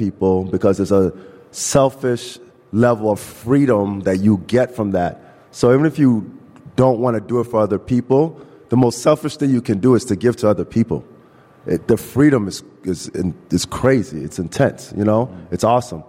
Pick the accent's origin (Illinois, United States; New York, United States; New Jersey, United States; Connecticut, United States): Illinois, United States; Chicago; I grew up in Chicago. I grew up on the north side